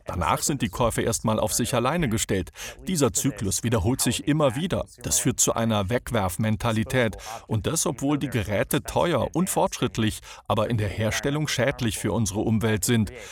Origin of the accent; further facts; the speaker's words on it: Swabia, Baden-Württemberg, Germany; Als Schwabe